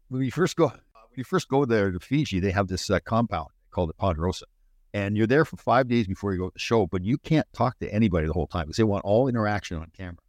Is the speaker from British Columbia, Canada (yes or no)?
no; Brampton, Ontario, Canada; I'm from Brampton